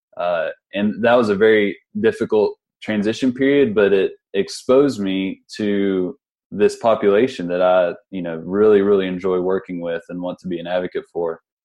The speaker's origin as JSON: {"language": "English", "town": "Huntington", "region": "West Virginia", "country": "United States", "said": "I'm from West Virginia. I'm from the uh, from Huntington, West Virginia."}